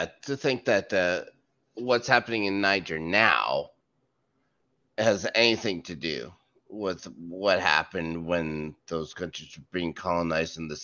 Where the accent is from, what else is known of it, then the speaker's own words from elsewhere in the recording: Canada; I'm Canadian